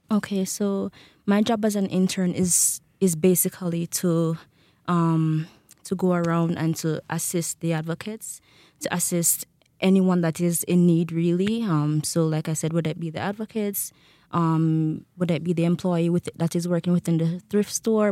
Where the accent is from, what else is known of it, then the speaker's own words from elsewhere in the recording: Jamaica; moved away as an adult; now in Rexburg, United States; I am from Jamaica